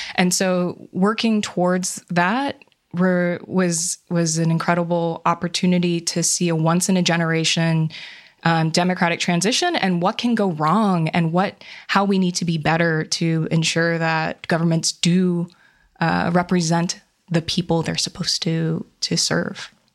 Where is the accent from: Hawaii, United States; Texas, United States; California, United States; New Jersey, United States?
Hawaii, United States; moved away; I grew up in Hawaii